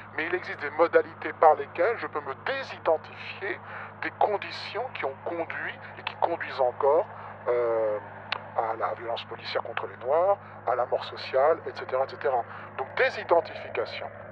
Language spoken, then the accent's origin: French; France; Je peux, en tant que français